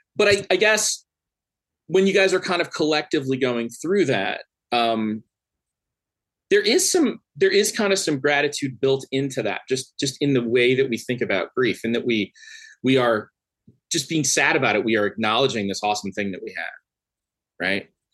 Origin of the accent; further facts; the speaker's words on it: Upper Midwest, United States; I'm from the Upper Midwest.